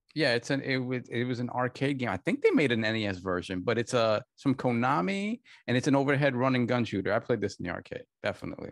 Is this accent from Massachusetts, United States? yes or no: no; New York, United States; I come from the New York arcade scene